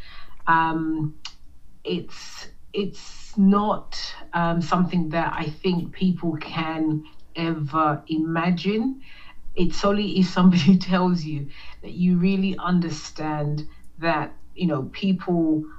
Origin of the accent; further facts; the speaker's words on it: London, United Kingdom; moved away; I grew up in London, England, with a youngest of seven siblings